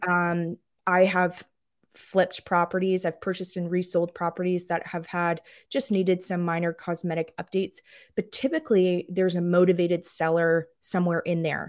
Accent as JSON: {"language": "English", "area": "just outside of Toronto", "region": "Ontario", "country": "Canada", "tie": "born or raised there", "moved": "as an adult", "lives_now": "Aiken, United States", "said": "I grew up just outside of Toronto"}